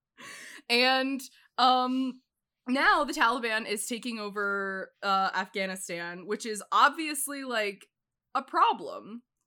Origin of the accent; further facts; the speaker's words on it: United States; I'm an American